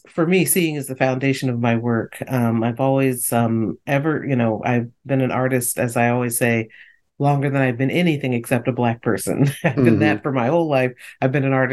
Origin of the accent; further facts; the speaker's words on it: Northeast, United States; growing up in the Northeast where it snowed